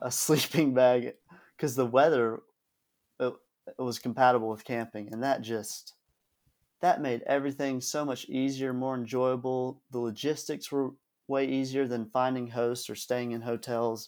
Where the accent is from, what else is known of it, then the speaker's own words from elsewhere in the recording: Georgia, United States; I'm from Georgia